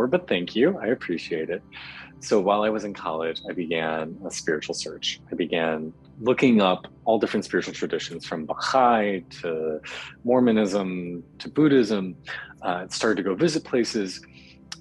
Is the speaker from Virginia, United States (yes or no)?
no; Chicago, Illinois, United States; I'm from Chicago originally, grew up in the suburbs. So Midwestern boy